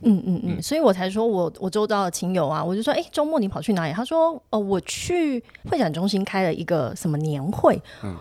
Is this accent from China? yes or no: no; Tainan, Taiwan; accent: Taipei accent (in Taiwanese); 我真的从小就住在台南